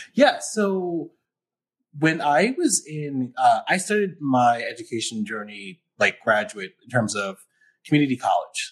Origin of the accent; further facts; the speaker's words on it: New York City, New York, United States; moved away as an adult; also born or lived in Buffalo, New York; now in Syracuse, United States; I'm from New York City, like the Bronx originally